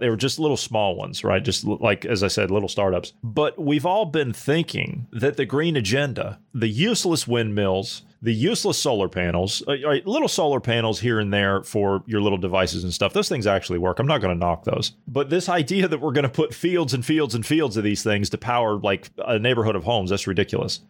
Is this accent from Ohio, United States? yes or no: yes; Ohio, United States; my home state of Ohio